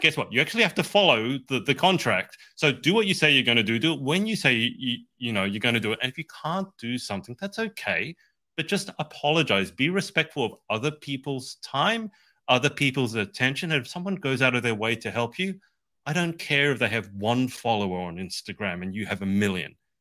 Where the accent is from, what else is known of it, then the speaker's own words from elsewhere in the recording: Australia; I'm from Australia. That's why I have this weird accent